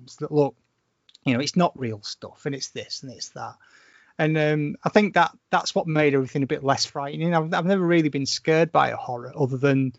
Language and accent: English; St Helens, North West England, United Kingdom; I grew up in St. Helens.